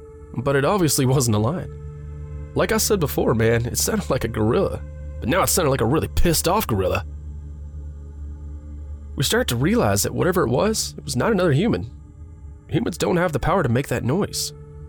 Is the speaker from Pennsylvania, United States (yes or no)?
yes; Pennsylvania, United States; You know, having been born and raised in Upper Bucks County and having a father who enjoyed hunting and fishing